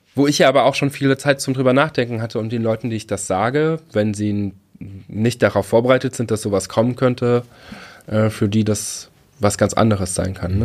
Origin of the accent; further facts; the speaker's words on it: Trier area, Rhineland-Palatinate, Germany; moved away; wo ich aufgewachsen bin